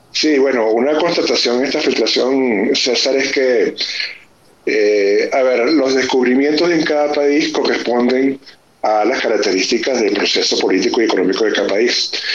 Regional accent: Venezuela; muchos de mis compatriotas migrantes

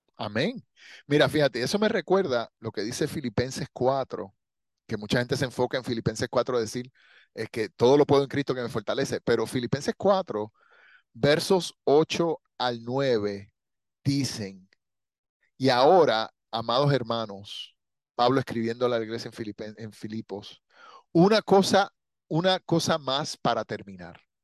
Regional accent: Puerto Rico; yo soy puertorriqueño

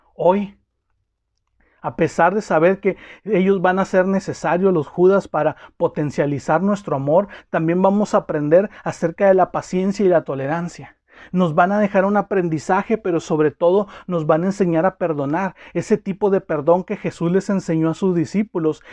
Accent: Mexico; como mexicanos

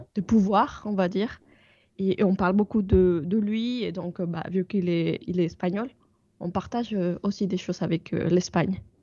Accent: Mexico; French is a second language; also born or lived in France / England; now in United Kingdom; c'est nous, au Mexique

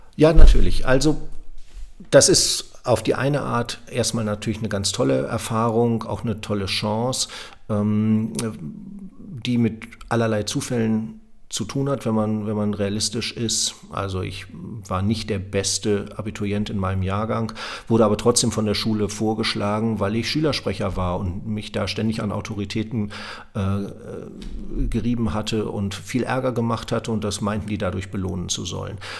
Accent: Lower Saxony, Germany; moved away; also born or lived in Münster; dann bin ich nach Göttingen gegangen, weil man das als Niedersachse so macht

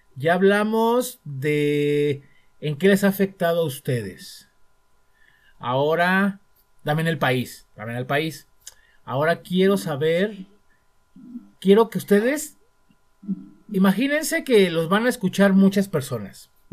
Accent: Mexico; como mexicano

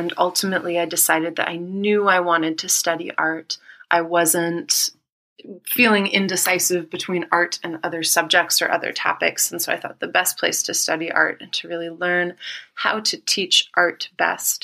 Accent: Naperville, Illinois, United States; also born or lived in Chicago / Oak Park; I grew up in Naperville, Illinois

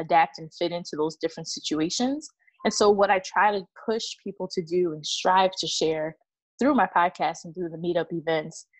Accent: New Jersey, United States; moved away as an adult; also born or lived in Atlanta / Austin; now in Seattle, United States; I was born and raised in New Jersey

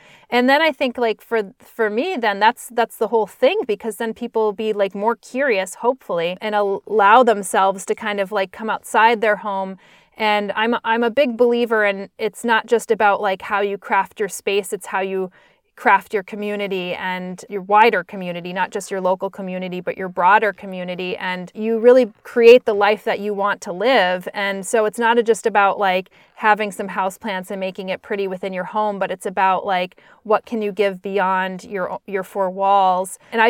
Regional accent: Northeast, United States; growing up in the Northeast, like, you never, I took for granted

